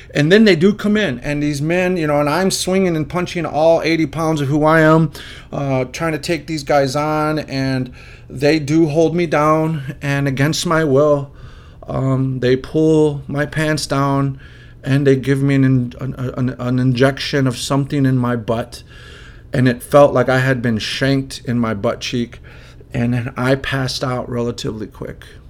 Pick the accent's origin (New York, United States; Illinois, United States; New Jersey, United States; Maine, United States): Illinois, United States; also born or lived in Chicago; I'm from Illinois